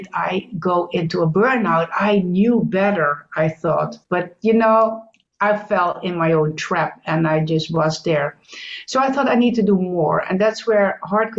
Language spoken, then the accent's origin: English; Netherlands; also born or lived in United States; I'm Dutch. That's the first thing. I'm from the Netherlands in Europe